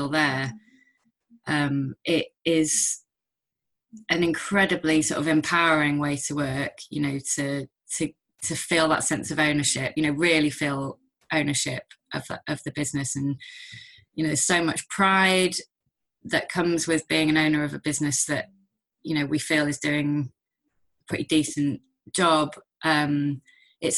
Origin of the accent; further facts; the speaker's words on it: Manchester, North West England, United Kingdom; I'm from Manchester originally, and I moved back